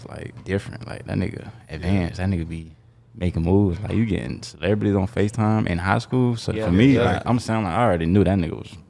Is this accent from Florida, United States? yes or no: yes; Jacksonville, Florida, United States; I'm from Jacksonville, upcoming artist.